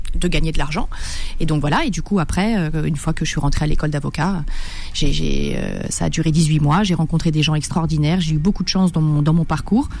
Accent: Marseille, Provence-Alpes-Côte d'Azur, France; je suis marseillaise, donc forcément je suis pour l'OM.

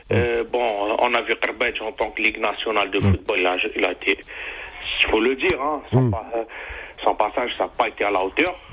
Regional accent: Algeria; chez nous en Algérie

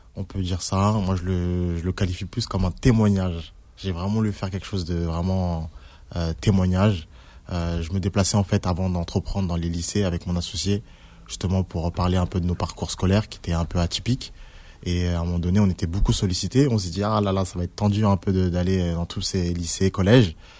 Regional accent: Villiers-le-Bel, Île-de-France, France; j'ai grandi à Villers-le-Bel

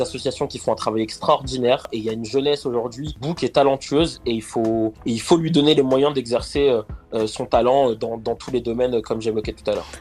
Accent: Argenteuil, Île-de-France, France; Alors moi je viens du quartier du Val Nord sur la dalle, la fameuse dalle d'Argenteuil euh, où, où, où j'ai grandi

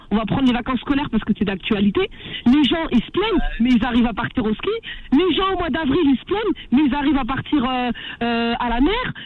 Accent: France; comme vous, je suis né en France, d'accord j'ai pas grandi ni en Algérie, ni au Maroc, ni en Tunisie.

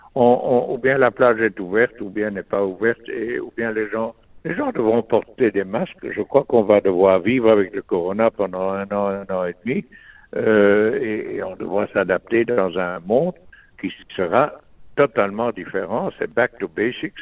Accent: Belgium; on vit dans un pays où on est tous des Belges

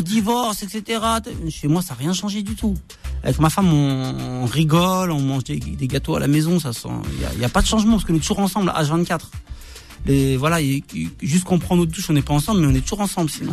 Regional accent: Argenteuil, Île-de-France, France; j'ai grandi en quartier Argenteuil

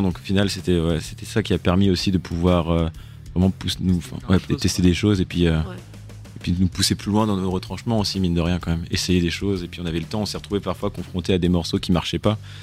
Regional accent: Douarnenez, Brittany, France; On vient de Douarnenez dans le Finistère

